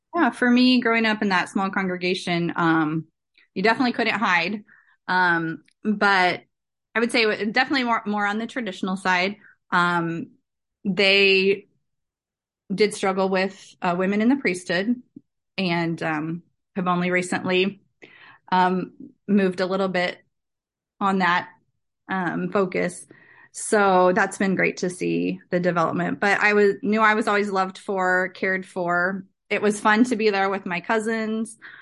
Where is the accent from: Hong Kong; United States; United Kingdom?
United States; Barry, Illinois; now in Lamoni, United States; I grew up in a small, small town called Barry, Illinois